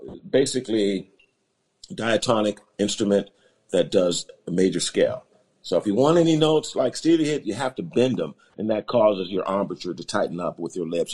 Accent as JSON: {"language": "English", "town": "Los Angeles", "region": "California", "country": "United States", "tie": "born or raised there", "said": "I was born in Los Angeles, California. Right around South Central Los Angeles"}